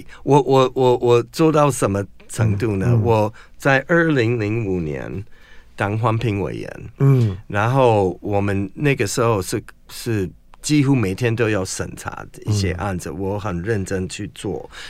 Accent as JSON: {"language": "Chinese", "country": "United States", "second_language": "Chinese", "lives_now": "Taiwan", "said": "不过有一个问题，嗯，现在对世界最有影响力的国家，嗯，就是我祖国，就是美国。"}